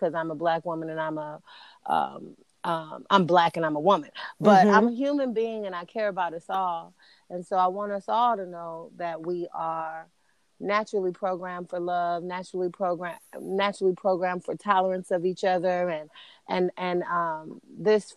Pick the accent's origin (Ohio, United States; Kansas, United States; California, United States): California, United States; Los Angeles; I am from Los Angeles, California